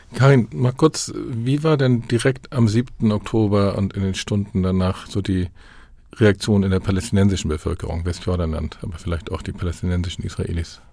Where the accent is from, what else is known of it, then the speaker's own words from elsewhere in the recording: Hamburg, Germany; In Hamburg, wo ich herkomme